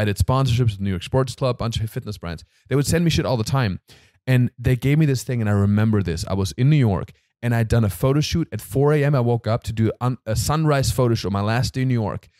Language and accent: English; Germany; now in United States